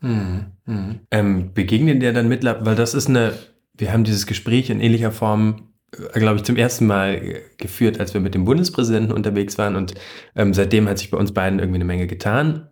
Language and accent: German; Germany; bei uns in Deutschland